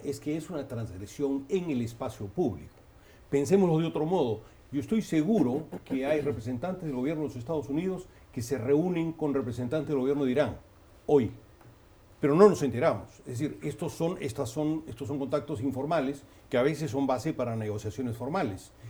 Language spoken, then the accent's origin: Spanish; Peru; lo digo como peruano